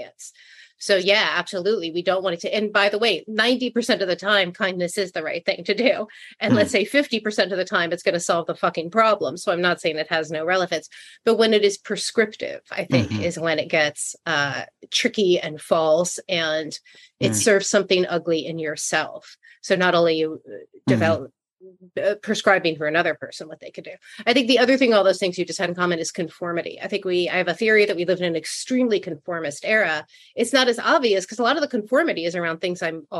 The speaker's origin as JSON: {"language": "English", "town": "New York City", "region": "New York", "country": "United States", "said": "I'm from Brooklyn. I grew up in the 70s"}